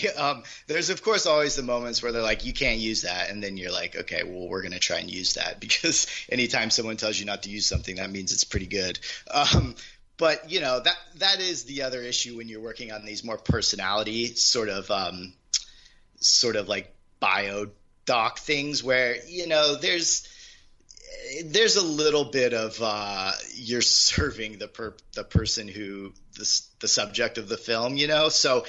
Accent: Midwest, United States; also born or lived in Charleston, South Carolina / Sacramento / Fresno / Kansas; I grew up in the Midwest. I actually grew up I moved like 9 times growing up.

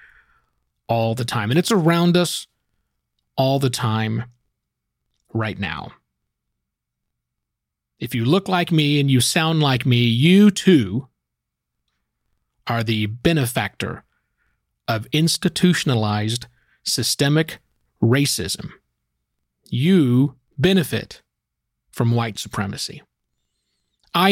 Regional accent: Oklahoma, United States; I was born in Oklahoma, and I was raised, at least in my teenaged years, in a very small town that had no black people in it

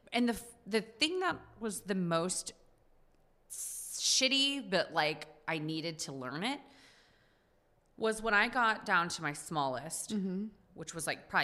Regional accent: Texas, United States; now in New York City, United States; I grew up on the Mexican border. Like, I grew up, like, primarily in a Mexican culture

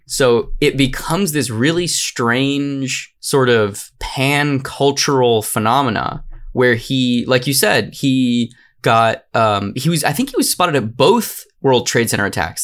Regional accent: Arizona, United States; I'm from Arizona.

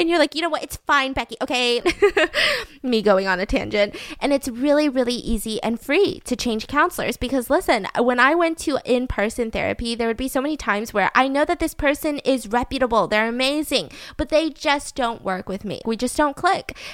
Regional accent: Georgia, United States; I'm from Georgia

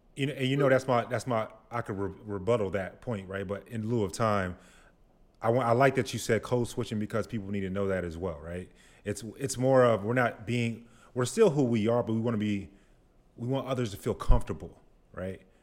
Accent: Grand Prairie, Texas, United States; now in Austin, United States; I'm from Dallas, Grand Prairie specifically.

